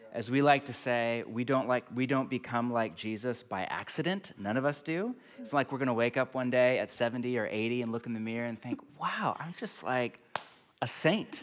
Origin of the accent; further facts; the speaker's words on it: California, United States; moved away; I grew up in California